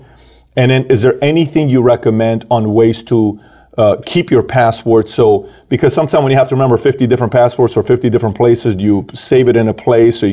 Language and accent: English; Iran; moved away; I'm from Iran